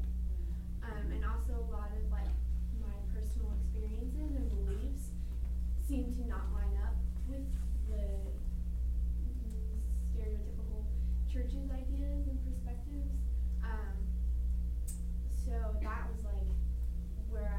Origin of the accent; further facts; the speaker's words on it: Washington, United States; moved away; I'm from Washington